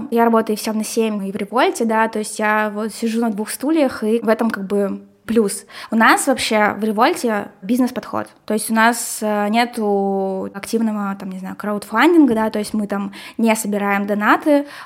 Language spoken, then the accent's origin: Russian; Kirov, Kirov Oblast, Russia; now in Syktyvkar, Russia; Вот я здесь э, нахожусь, э, я вообще из Кирова сюда приехала